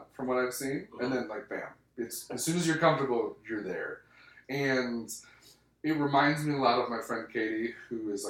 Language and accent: English; Michigan, United States; moved away as an adult; now in Las Vegas, United States; born in Michigan and raised in Vegas